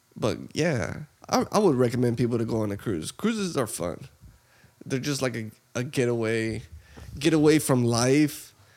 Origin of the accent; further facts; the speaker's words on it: Texas, United States; we're from Texas